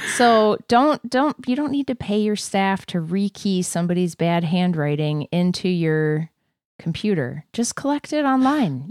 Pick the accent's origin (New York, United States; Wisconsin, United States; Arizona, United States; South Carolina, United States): Wisconsin, United States; now in Minnesota, United States; I was born in Wisconsin